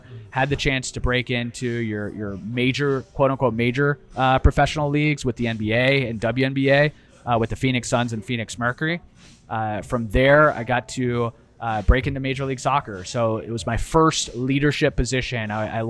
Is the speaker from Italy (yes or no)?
yes; Italy; English is a second language; also born or lived in Fort Worth; but so I spent a majority of my childhood growing up in Italy. We bounced around. We did spend some time in Fort Worth, Texas. But most of my life was spent in Italy.